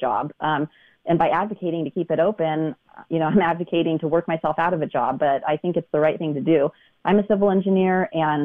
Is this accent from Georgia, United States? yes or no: no; Auburn, California, United States; also born or lived in San Luis Obispo, California; I grew up in Auburn and in Northern California